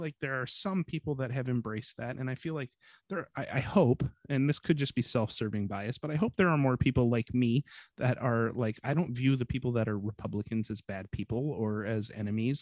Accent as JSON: {"language": "English", "country": "United States", "said": "I can honestly recall feeling ashamed of being American"}